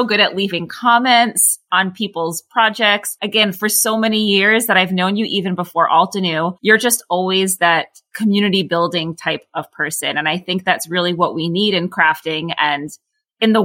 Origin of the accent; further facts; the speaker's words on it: United States; as an American